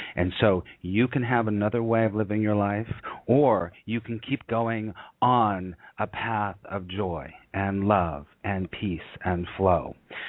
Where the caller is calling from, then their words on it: New York City, New York, United States; And I'm calling you from New York City.